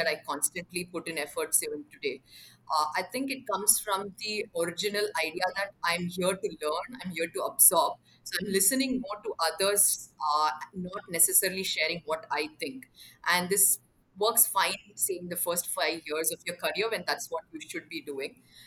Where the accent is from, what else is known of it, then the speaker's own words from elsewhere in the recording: Bangalore, Karnataka, India; also born or lived in Mumbai; I actually remember the year 10 quite clearly, because that's when we moved cities. We moved from Mumbai to Bangalore